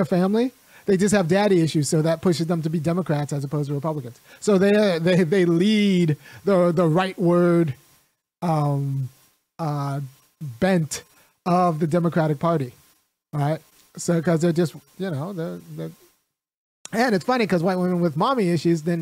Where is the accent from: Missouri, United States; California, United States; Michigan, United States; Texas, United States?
California, United States; moved away as an adult; now in Athens, Georgia, United States; I grew up in California